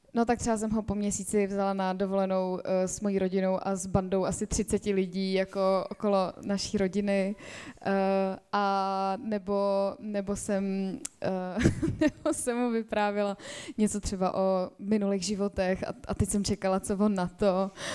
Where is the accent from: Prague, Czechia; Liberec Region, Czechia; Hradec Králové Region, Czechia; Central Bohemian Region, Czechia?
Central Bohemian Region, Czechia; a village near Prague; also born or lived in Spain; já jsem vyrůstala na vesnici za Prahou